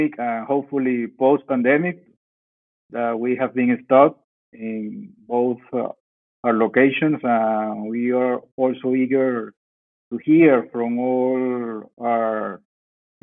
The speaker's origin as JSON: {"language": "English", "country": "Venezuela", "moved": "as an adult", "lives_now": "Baghdad, Iraq", "said": "I am from Venezuela"}